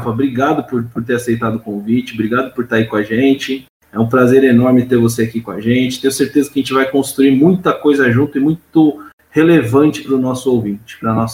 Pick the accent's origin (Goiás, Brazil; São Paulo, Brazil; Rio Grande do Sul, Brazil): São Paulo, Brazil; Sorocaba; Sotaque é uma coisa difícil para mim, porque eu fui, fui criado em Sorocaba, né?